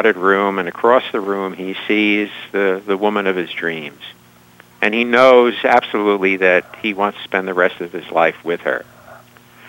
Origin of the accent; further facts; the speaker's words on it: New York, United States; I'm born and raised in New York